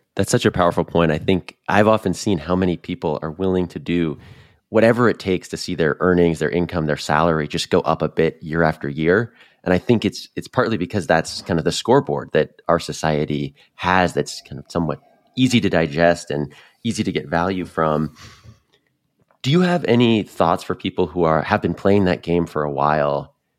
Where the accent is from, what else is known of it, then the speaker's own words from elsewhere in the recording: Northeast, United States; moved away as an adult; also born or lived in North Carolina / Boston; I grew up in the Northeast like you, started my career in there